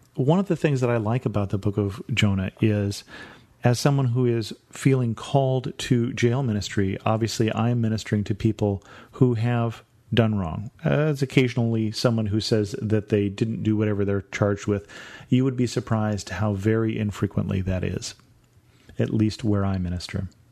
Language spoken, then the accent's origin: English; United States; Being an American